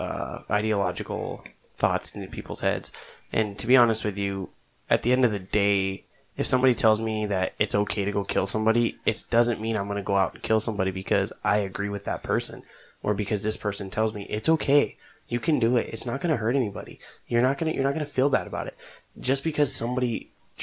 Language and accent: English; Southwest, United States; I grew up in the Southwest, and it's a highly Hispanic populated area